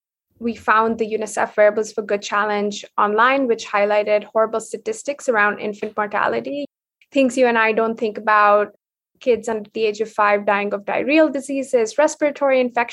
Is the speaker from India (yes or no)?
yes; India; So growing up in India, I was very, very interested in, I think, art in general, more, I wouldn't say design specifically.